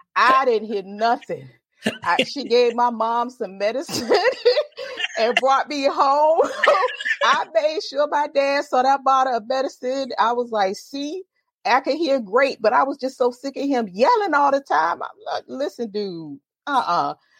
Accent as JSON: {"language": "English", "town": "Virginia Beach", "region": "Virginia", "country": "United States", "tie": "born or raised there", "said": "Born and raised in Virginia Beach, Virginia. I've been here all my life"}